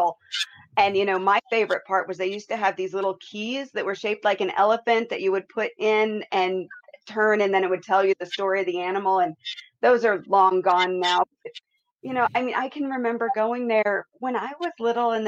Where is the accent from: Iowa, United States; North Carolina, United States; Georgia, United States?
Iowa, United States; growing up in Iowa